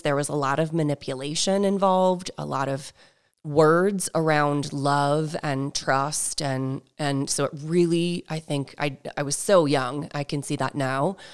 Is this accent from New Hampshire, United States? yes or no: yes; New Hampshire, United States; I grew up in New Hampshire